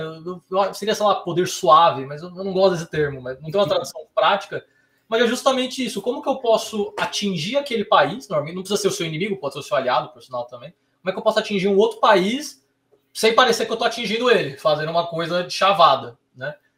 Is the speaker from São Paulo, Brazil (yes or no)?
yes; São Paulo, Brazil; also born or lived in Rio de Janeiro; sou aqui de São Paulo, mas fui fazer faculdade no Rio de Janeiro